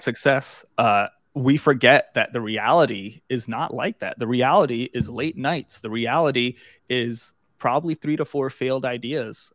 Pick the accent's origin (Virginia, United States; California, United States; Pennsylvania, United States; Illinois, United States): Virginia, United States; Suffolk; I grew up in Suffolk